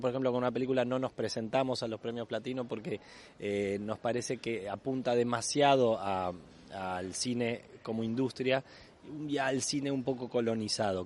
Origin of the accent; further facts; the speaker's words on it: Uruguay; como actor uruguayo que soy